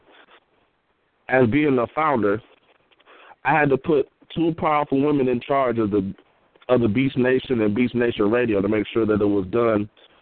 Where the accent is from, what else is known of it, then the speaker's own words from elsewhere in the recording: Michigan, United States; I'm from Michigan